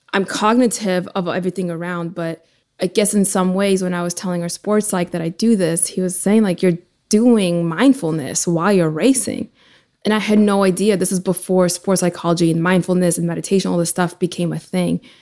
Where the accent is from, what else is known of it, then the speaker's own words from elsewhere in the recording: Ukraine; moved away; I was born in Ukraine originally